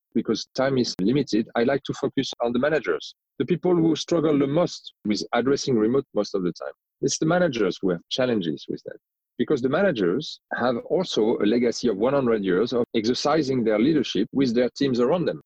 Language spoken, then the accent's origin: English; France; accent: strong French accent; English is a second language; moved away; you might hear that I have a strong French accent. So I am originally from France. I grew up in France, but I've lived in many different countries